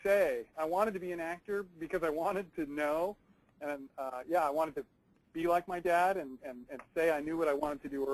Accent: New England, United States; also born or lived in Vermont; I grew up in New England, so that I'm a Red Sox, Patriots, Celtics fan

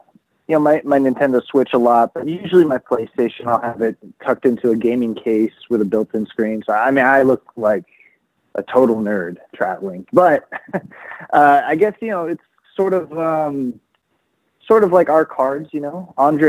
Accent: Philippines; And that's always been my goal, is not so much for people to know I'm Filipino, but for me to help people understand that there are a lot of us

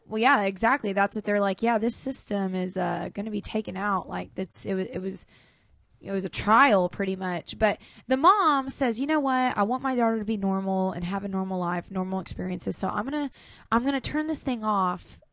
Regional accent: Clarksville, Arkansas, United States; we're from Clarksville, Arkansas

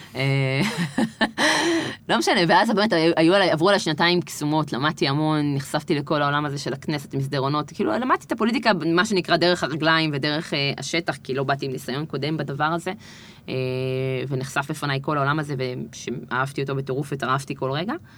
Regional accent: Gan Yavne, Central District, Israel; גדלנו בגן יבנה, שאז הייתה פריפריה לכל דבר, כי זה היה בין גדרה לאשדוד

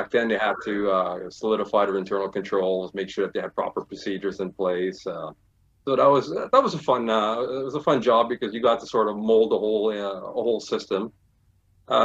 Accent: Montreal, Quebec, Canada; also born or lived in Toronto / Ottawa; I grew up in Westmount.

